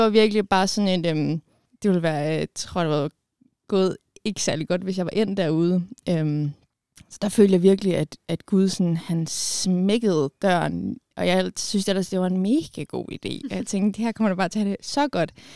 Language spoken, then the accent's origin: Danish; Bornholm, Capital Region of Denmark, Denmark; jeg er fra Bornholm